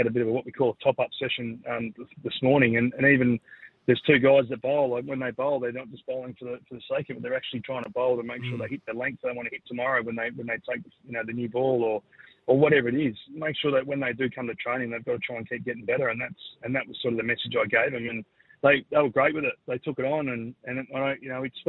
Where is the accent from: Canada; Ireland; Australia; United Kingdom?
Australia; Sydney, New South Wales; now in Adelaide, Australia; I was born in Sydney